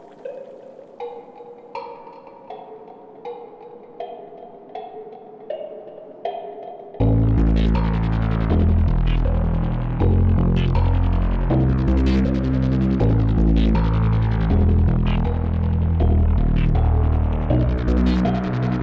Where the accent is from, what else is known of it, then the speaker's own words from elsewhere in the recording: Dayton, Ohio, United States; now in Fort Wayne, United States; I'm from Dayton, Ohio